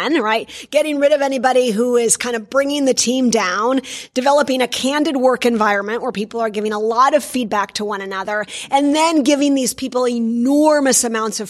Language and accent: English; Minnesota, United States; I come from Minnesota in the U.S.